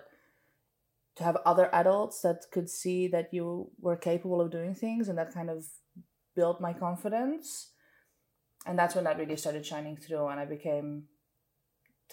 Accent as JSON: {"language": "English", "town": "Amsterdam", "region": "North Holland", "country": "Netherlands", "tie": "born or raised there", "also_born_or_lived": "Marbella, Spain", "said": "growing up in Amsterdam, the city center"}